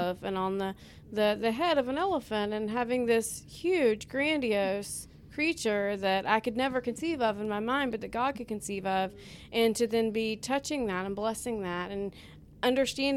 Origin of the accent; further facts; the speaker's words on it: Alabama, United States; also born or lived in Texas; now in Oklahoma, United States; I am from Alabama. I came here from Texas